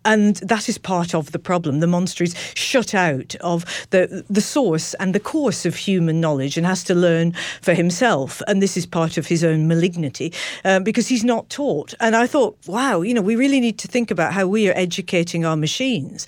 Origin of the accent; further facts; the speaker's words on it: Manchester, North West England, United Kingdom; I was born in Manchester